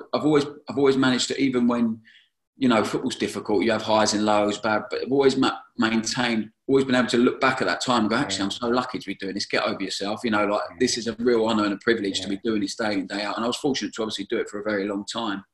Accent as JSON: {"language": "English", "town": "Brighton", "region": "South East England", "country": "United Kingdom", "tie": "born or raised there", "said": "I was at my hometown club"}